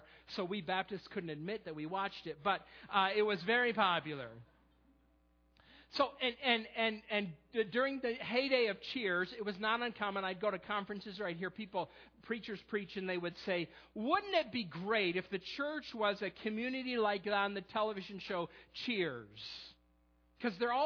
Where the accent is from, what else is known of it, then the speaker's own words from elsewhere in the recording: Perry, New York, United States; now in Millersville, United States; I'm from a small town not too far from Rochester called Perry